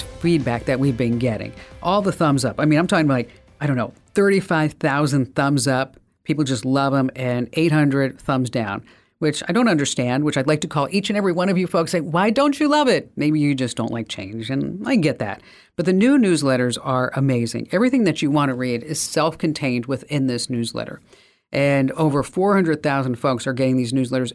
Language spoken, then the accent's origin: English; New Jersey, United States; I'm from New Jersey.